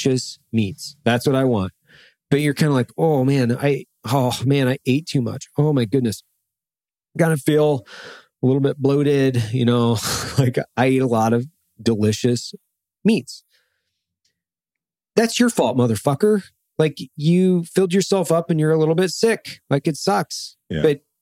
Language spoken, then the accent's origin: English; Idaho, United States; I grew up in Idaho